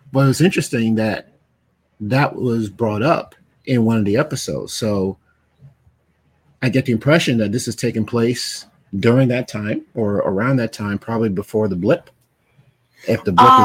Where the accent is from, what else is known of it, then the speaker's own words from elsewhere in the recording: New York City, New York, United States; You know, I grew up in Brooklyn